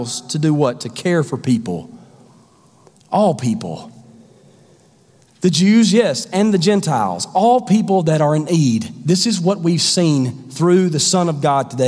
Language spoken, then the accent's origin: English; the South, United States; I grew up in the South.